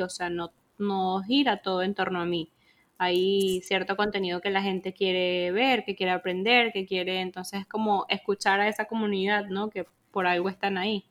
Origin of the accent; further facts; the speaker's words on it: Venezuela; vengo de Venezuela